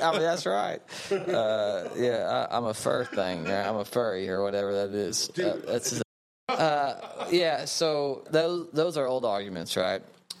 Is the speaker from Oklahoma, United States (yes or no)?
yes; Western Oklahoma, United States; accent: Western Oklahoma; also born or lived in North Carolina; now in Houston, United States; a person who refuses to give up his Western Oklahoma accent, finds himself as a Catholic, as a priest in the Catholic Church